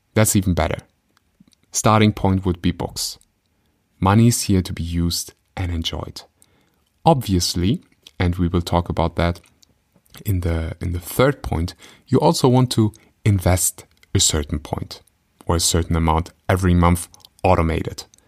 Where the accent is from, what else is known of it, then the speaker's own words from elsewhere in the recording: Germany; I grew up in Germany.